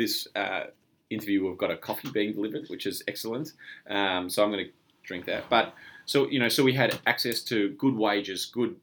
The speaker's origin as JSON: {"language": "English", "country": "Australia", "said": "we're all Australian"}